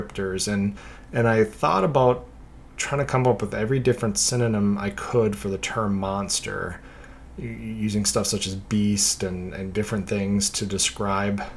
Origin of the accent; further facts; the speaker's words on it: the North, United States; having been born and raised in the North